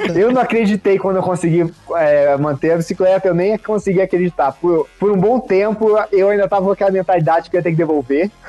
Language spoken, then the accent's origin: Portuguese; Rio de Janeiro, Brazil; also born or lived in Minas Gerais; now in Denver, United States; sou carioca